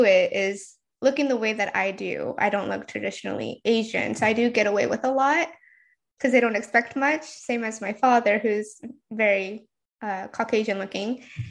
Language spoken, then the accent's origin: English; Japan; first language Janglish (English and Japanese); moved away; also born or lived in United States; So I think my first language is Janglish, which is a mixture of English and Japanese. I grew up in Japan. My mother is Japanese and my father is American. And I went back and forth most of my life with English and Japanese, or the between US and Japan.